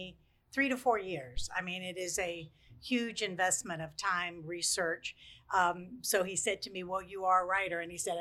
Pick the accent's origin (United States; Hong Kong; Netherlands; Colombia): United States; Lynchburg, Virginia; also born or lived in eastern North Carolina; We moved here when I was 10